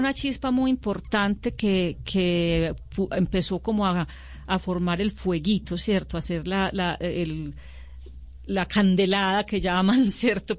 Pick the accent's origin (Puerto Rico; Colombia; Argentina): Colombia; Medellín, Antioquia; born or raised there; also born or lived in Sonsón